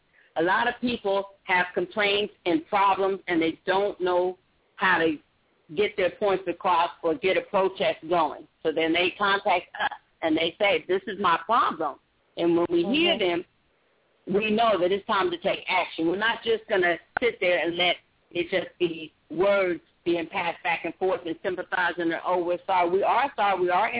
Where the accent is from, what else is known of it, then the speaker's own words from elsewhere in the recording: Oakland, California, United States; now in Kennesaw, United States; I'm from Oakland, California